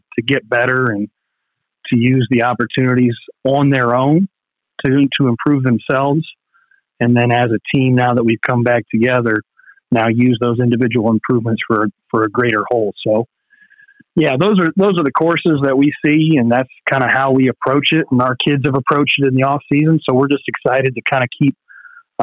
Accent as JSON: {"language": "English", "area": "hometown where Pike Run golf course is", "region": "Ohio", "country": "United States", "tie": "born or raised there", "said": "Pike Run, which is very nice for me. It's in my hometown. It's where I live"}